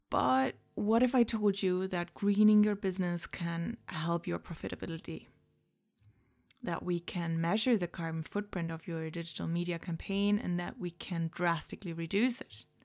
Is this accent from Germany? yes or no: yes; Germany; accent: mix of German, Irish; English is a second language; now in Ireland; I'm from Germany originally, but I've emigrated to Ireland many moons ago. So, if you were wondering what that weird accent is, it's a mix of German, Irish, and whoever I listen to on a daily basis.